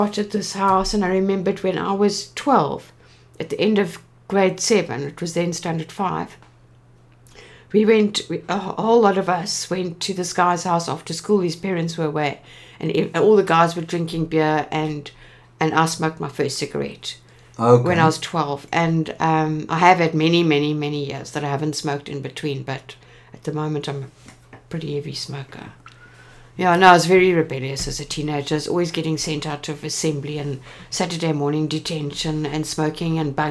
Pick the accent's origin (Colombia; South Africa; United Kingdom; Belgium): South Africa; Cape Town, Western Cape; also born or lived in Bloemfontein; I grew up in Cape Town